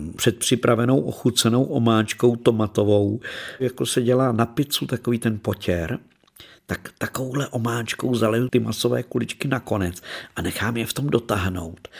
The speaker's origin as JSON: {"language": "Czech", "country": "Czechia", "said": "populární tady u nás v Čechách"}